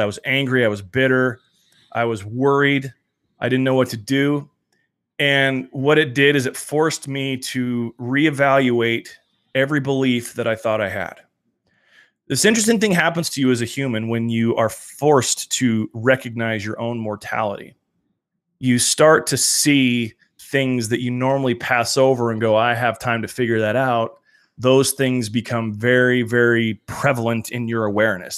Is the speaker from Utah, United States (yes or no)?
yes; Salt Lake City, Utah, United States; I'm from Salt Lake City